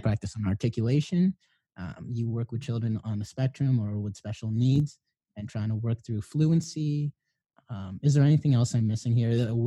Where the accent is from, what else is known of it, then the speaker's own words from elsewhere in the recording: Philippines; I'm Filipino